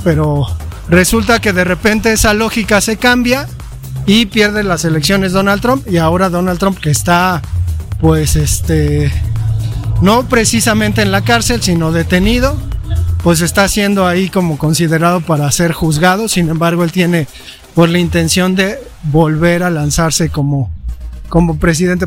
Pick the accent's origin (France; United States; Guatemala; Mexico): Mexico